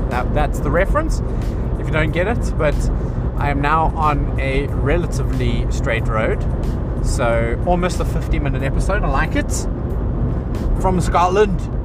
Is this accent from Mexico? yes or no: no; South Africa; moved away as an adult; now in England; I was brought up in South Africa